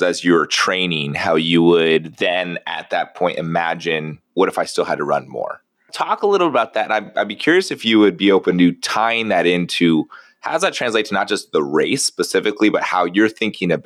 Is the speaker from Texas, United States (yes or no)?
no; San Diego, California, United States; I grew up in San Diego